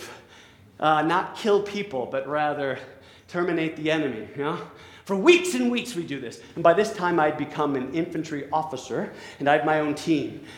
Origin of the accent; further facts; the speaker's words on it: La Crosse, Wisconsin, United States; moved away; also born or lived in New York City; I am from La Crosse, Wisconsin, specifically the north side of La Crosse, Wisconsin